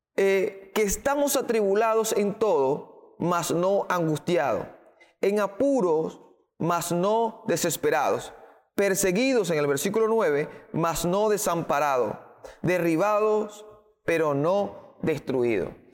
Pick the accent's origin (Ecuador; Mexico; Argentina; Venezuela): Venezuela; Creemos como venezolanos